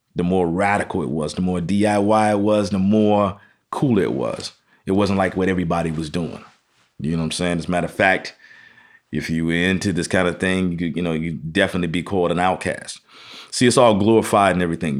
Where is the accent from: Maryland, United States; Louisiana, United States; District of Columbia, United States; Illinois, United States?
Illinois, United States; Chicago; also born or lived in Massachusetts; I was born in Massachusetts, but, uh, raised in Chicago